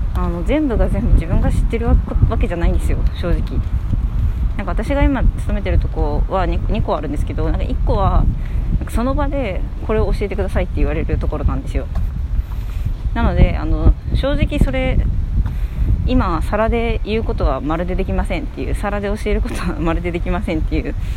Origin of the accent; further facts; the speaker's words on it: Hokkaido, Japan; moved away; 私の場合は北海道出身なので北海道にはうなぎ屋がほぼほぼないんですよね